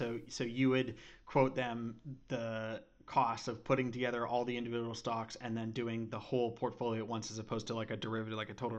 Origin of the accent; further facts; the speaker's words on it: Canada; I was born and raised in Canada